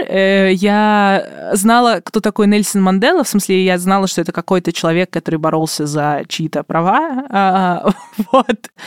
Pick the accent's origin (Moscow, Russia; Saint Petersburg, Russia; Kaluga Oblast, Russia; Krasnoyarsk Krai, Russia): Kaluga Oblast, Russia; Obninsk; я из Обнинска